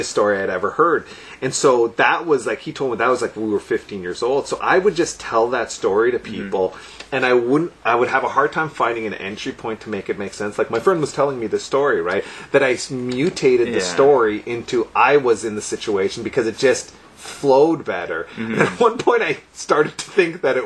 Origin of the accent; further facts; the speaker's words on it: Sudbury, Ontario, Canada; I grew up in Sudbury, so like I was so used to being around primarily white people